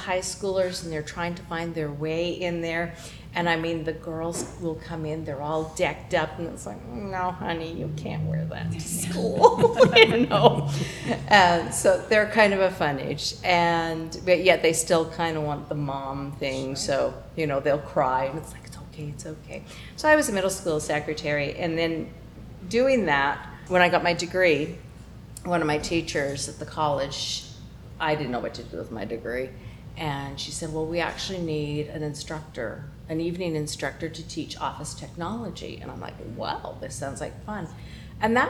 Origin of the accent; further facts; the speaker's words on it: Canada; moved away as an adult; now in California, United States; growing up in Canada